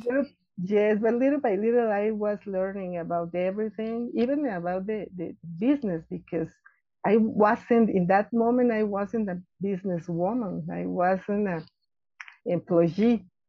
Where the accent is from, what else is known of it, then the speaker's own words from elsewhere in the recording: Mexico City, Mexico; I was born here in Mexico City. I, I live uh, actually here in Mexico City